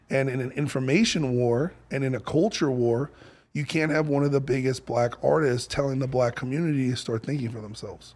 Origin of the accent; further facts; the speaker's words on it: New York, United States; I grew up in New York